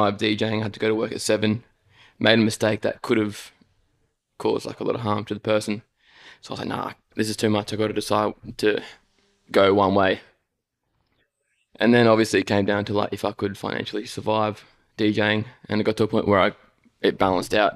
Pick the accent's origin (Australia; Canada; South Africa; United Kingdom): Australia; Gold Coast, Queensland; Gold Coast, man. Born and raised. I've only ever lived here